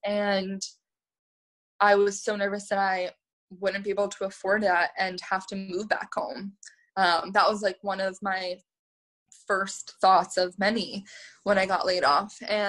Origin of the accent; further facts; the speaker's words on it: New York, United States; And I think like growing up in New York, like in your 20s, is so much different than like growing up in your 20s, like in the burbs.